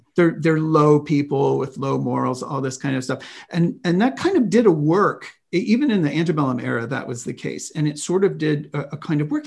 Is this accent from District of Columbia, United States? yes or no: yes; Washington, District of Columbia, United States; moved away; also born or lived in Bay Area, California; I grew up in Washington, D C